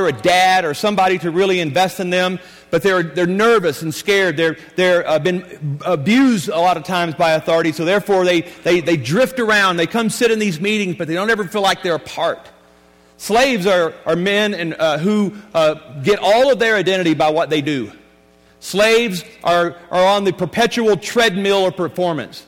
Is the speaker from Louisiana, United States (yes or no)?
yes; Louisiana, United States; I was born and raised in Louisiana